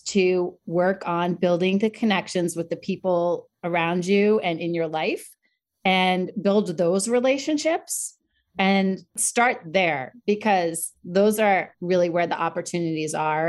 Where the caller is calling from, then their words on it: Long Island, New York, United States; I am joining you from the beautiful area of Long Island, New York.